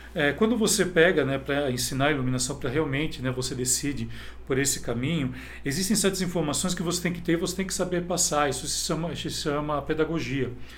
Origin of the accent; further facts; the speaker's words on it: Campinas, São Paulo, Brazil; eu sou de cidade de Campinas